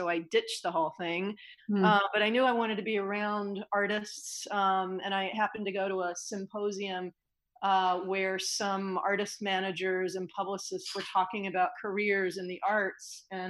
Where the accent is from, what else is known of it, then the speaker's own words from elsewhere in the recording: North Carolina, United States; I grew up in North Carolina playing the piano